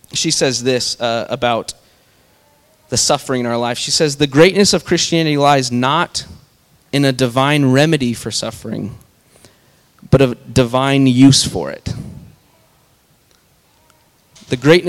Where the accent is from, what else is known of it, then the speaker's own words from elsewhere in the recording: Kansas, United States; I'm from Kansas